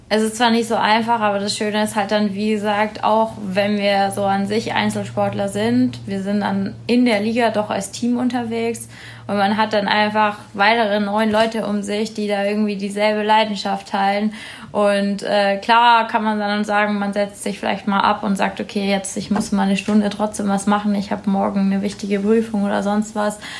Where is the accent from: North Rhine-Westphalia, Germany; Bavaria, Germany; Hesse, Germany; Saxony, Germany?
Bavaria, Germany; Erlangen; ich komme ja ursprünglich aus Erlangen, Peter ja auch, aber wir, also ich habe ganz, ganz früh im Kinderturnen beim TV angefangen